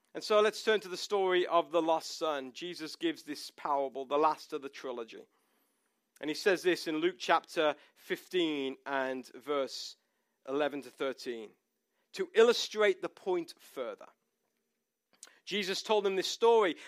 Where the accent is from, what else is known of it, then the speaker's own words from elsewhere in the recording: United Kingdom; moved away; we are British